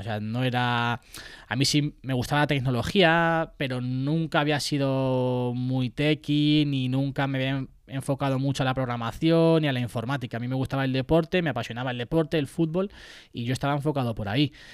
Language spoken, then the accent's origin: Spanish; Puertollano, Castilla-La Mancha, Spain; yo soy de Puerto Llano, además eh, me siento súper identificado con, mi ciudad, con mi lugar de nacimiento